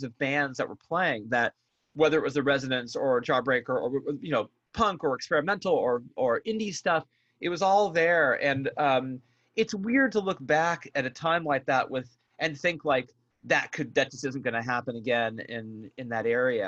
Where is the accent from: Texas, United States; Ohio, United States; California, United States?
California, United States; the Bay Area; I'm from the Bay Area